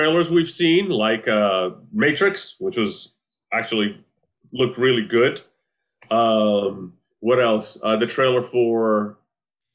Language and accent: English; Croatia; now in United States; growing up in the former Yugoslavia, growing up in Croatia